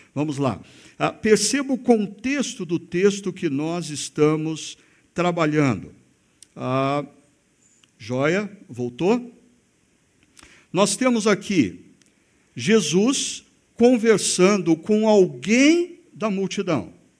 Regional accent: Brazil; como brasileiros

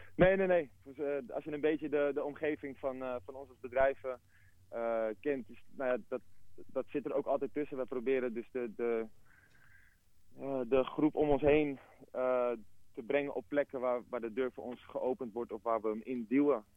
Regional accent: Amsterdam, North Holland, Netherlands; ik ben zelf geboren in Rijgersbos. Dus de, de, connectie die ik heb met de buurt is, eh, een hele organische

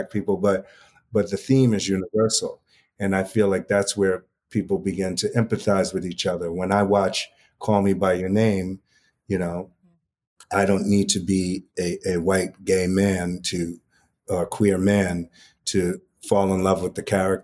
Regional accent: New York City, New York, United States; also born or lived in Upper West Side, New York City; I grew up in Harlem across the street from Kumo D

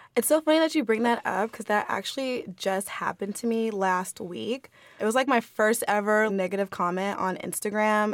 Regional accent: Southern California, United States; I'm from SoCal, so I went to um, a middle school that was predominantly white

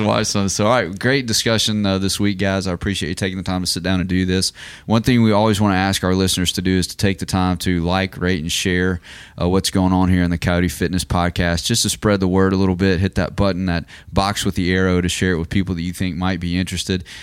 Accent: United States; as an American

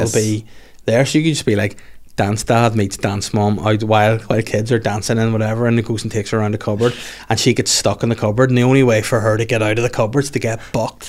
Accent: Northern Ireland, United Kingdom; coming from Northern Ireland of all places

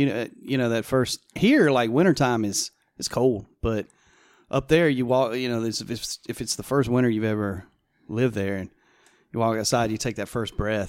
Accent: Greer, South Carolina, United States; moved away as an adult; also born or lived in Seattle / Indianapolis; I grew up in Greer. I lived in Seattle for a while and then Indianapolis for a few years, but I came back and don't ever plan on leaving again.

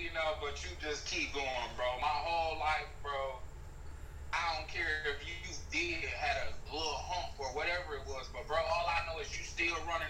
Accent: South Bend, Indiana, United States; We grew up from here in South Bend, Indiana

